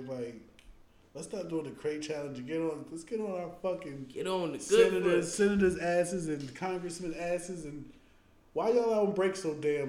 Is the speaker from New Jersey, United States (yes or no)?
yes; New Jersey, United States; I'm from Jersey?